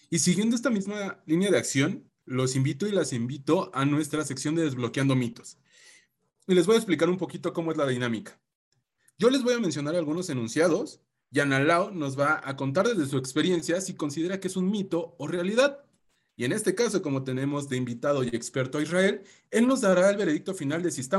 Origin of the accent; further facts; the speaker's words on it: Mexico; Aquí yo solo retaría esta idea en el que sí como sociedad mexicana o como cúmulo científico aquí de, México, ¿estamos brindando esas oportunidades